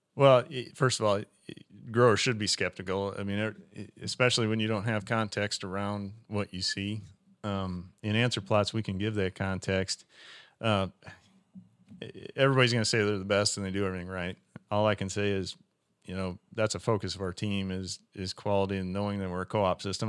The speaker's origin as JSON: {"language": "English", "region": "Western Iowa", "country": "United States", "tie": "born or raised there", "said": "I started out as a, a retail seller at, at West Central Co-op in, in Western Iowa, in my hometown"}